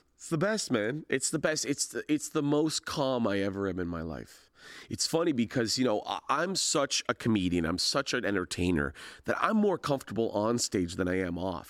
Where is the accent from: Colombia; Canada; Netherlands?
Canada; Hamilton, Ontario; it's about Hamilton, it's about growing up in Hamilton